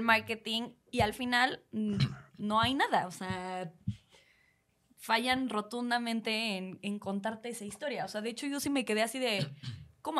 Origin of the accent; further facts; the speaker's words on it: Mexico; siendo eh, mexicanos que somos personas súper expresivas